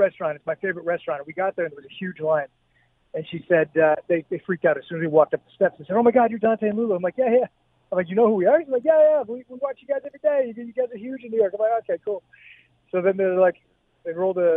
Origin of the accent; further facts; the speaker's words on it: Hamilton, Ontario, Canada; growing up in Hamilton, going to theater school